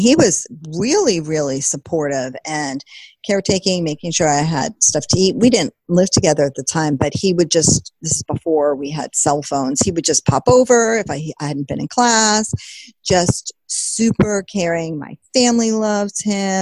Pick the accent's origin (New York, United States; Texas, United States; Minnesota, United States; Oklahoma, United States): New York, United States; Long Island; now in New England, United States; I'm from Long Island